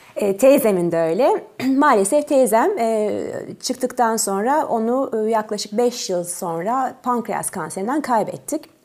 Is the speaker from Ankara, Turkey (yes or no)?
yes; Ankara, Turkey; born or raised there; also born or lived in Tours, France